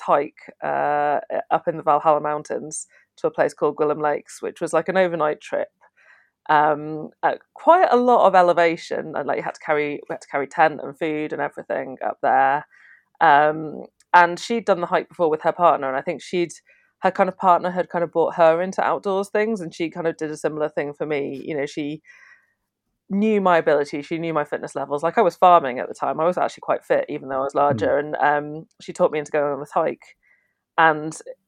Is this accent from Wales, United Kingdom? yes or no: no; the Wirral, North West England, United Kingdom; also born or lived in Canada; I grew up on the Wirral